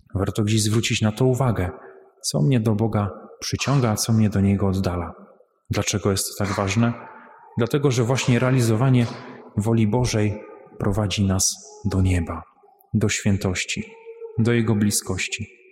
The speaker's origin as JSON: {"language": "Polish", "town": "Łambinowice", "region": "Opole Voivodeship", "country": "Poland", "said": "pochodzę z parafii świętej Marii Magdaleny w Łambinowicach"}